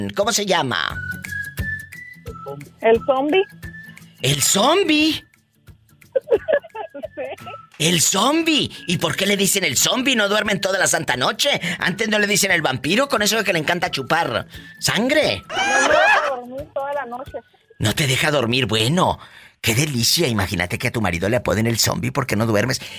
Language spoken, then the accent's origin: Spanish; Chihuahua, Mexico; ¿Y dónde naciste? ¿Eh? En Chihuahua.